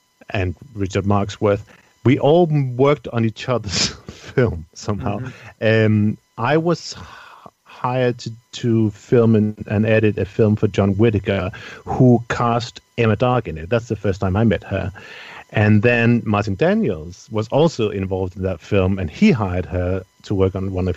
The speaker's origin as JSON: {"language": "English", "country": "Denmark", "said": "I'm from Denmark, where I come from"}